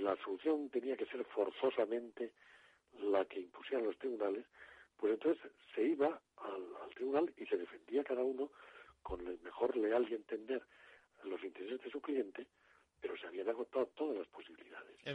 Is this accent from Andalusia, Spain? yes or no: no; Murcia, Region of Murcia, Spain; la zona donde yo nací, yo nací en Murcia